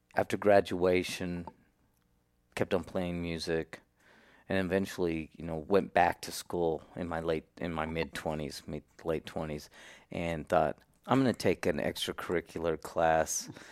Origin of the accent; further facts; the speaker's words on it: Salinas, California, United States; I was born and raised in Salinas, California